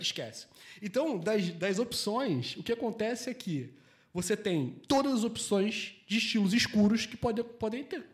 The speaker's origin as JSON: {"language": "Portuguese", "region": "Rio de Janeiro", "country": "Brazil", "tie": "born or raised there", "also_born_or_lived": "Portugal", "moved": "as an adult", "lives_now": "Porto, Portugal", "said": "eu sou do Rio de Janeiro. Eu tenho 33 anos, vivi 30 anos no Rio de Janeiro, tenho 3 anos e pouco aqui de Portugal"}